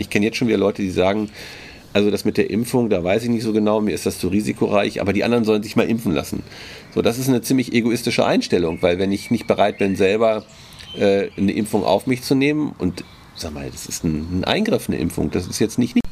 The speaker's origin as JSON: {"language": "German", "country": "Germany", "said": "als Deutsche"}